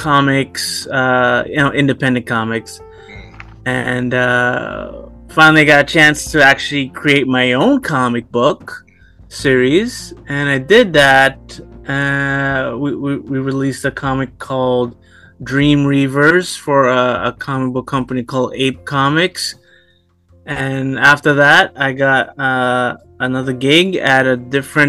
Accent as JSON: {"language": "English", "town": "New York City", "region": "New York", "country": "United States", "tie": "born or raised there", "said": "I grew up in Brooklyn"}